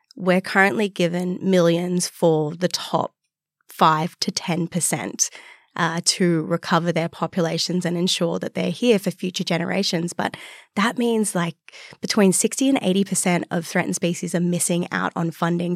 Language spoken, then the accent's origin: English; Newcastle, New South Wales, Australia; now in Sydney, Australia; I grew up in Newcastle, so two hours north of here